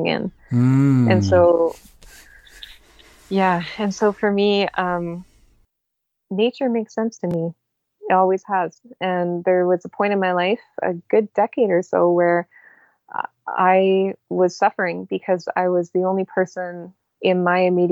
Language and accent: English; Canada